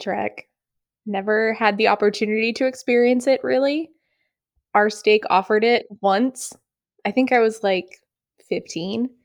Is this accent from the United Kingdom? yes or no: no; New Hampshire, United States; We are from New Hampshire